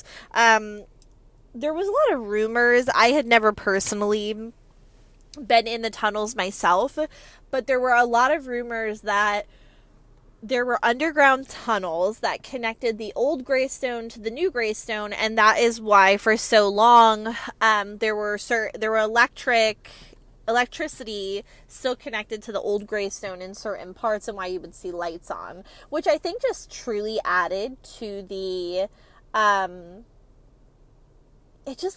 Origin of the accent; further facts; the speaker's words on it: Parsippany, New Jersey, United States; I am a New Jersey native. I grew up in New Jersey my entire life. I'm from a little town called Parsippany, and within Parsippany, Lake Hiawatha